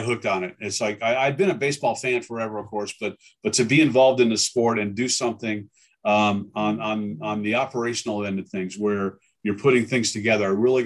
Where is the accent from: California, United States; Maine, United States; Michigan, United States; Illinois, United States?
Michigan, United States; Detroit; I was born in Detroit